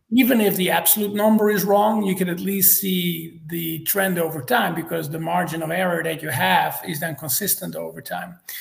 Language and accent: English; Netherlands; moved away as an adult; also born or lived in Cincinnati, United States / Atlanta, Georgia, United States; now in Georgia, United States; I'm originally from the Netherlands. That explains my uh, my name and my accent